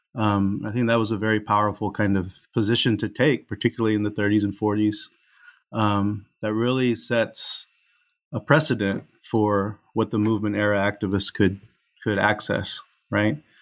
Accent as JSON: {"language": "English", "town": "Houston", "region": "Texas", "country": "United States", "tie": "born or raised there", "also_born_or_lived": "San Diego, California", "moved": "as an adult", "said": "I was born in Houston, Texas"}